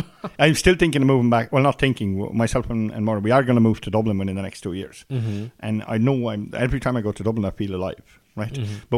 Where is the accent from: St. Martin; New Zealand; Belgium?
Belgium; Brussels, Brussels-Capital Region; now in Ireland; And I'm a city boy, like, I grew up in Brussels.